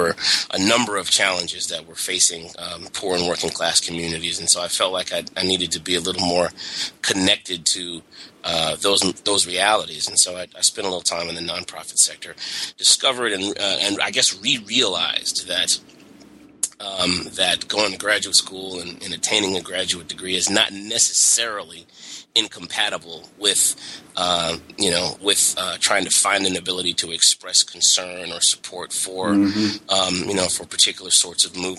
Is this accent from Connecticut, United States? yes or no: no; California, United States; also born or lived in Atlanta, United States; out in California until high school, and then went to college at Morehouse College in Atlanta. I was as a Californian, basically.